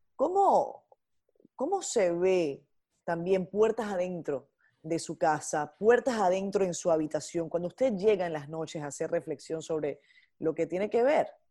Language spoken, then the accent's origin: Spanish; Venezuela; como venezolana